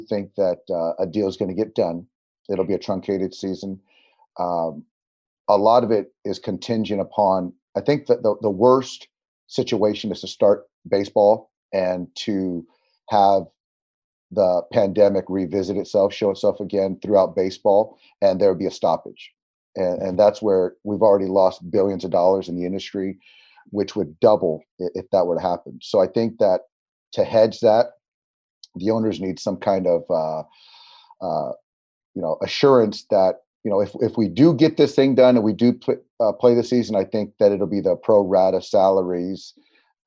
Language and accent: English; San Diego, California, United States; I grew up in San Diego